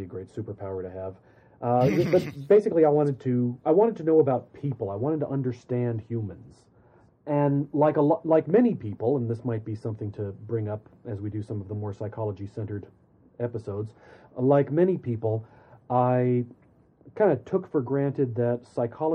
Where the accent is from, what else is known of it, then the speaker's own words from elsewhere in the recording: Alaska, United States; moved away as an adult; also born or lived in Oregon / New York / Ontario; now in Saskatchewan, Canada; I'm originally from Alaska